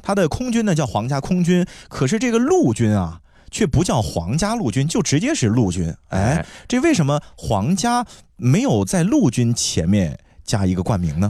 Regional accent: China; 我们中国人从小你在学习历史书的过程当中啊，是经常会涉及的

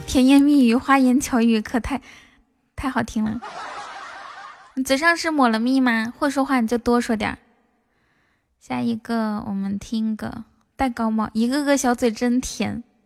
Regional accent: the Northwest, Northwest China, China; 其实我是西北的

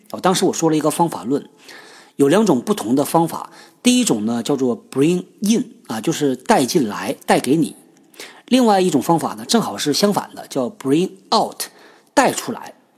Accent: China; 我们中国人呢，就有这传统

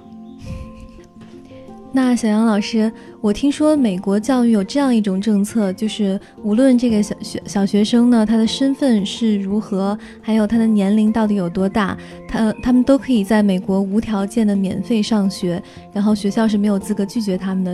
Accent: China; 因为我我爱你不是我们中国人会经常脱口而出的一个表达

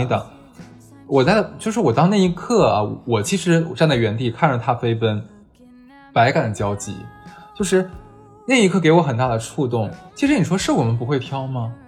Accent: Northeast China, China; moved away as an adult; 因为我毕竟在那生活二十多年

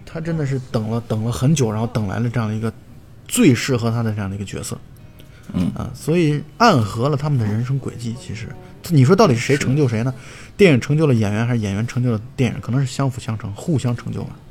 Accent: China; 我们东方人或者我们中国人可能更喜欢的是《英雄本色》和《纵横四海》

